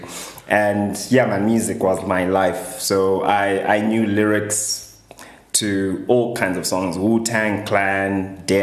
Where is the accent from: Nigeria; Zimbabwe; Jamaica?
Zimbabwe; Harare; I grew up in Glenora, high density area in Harare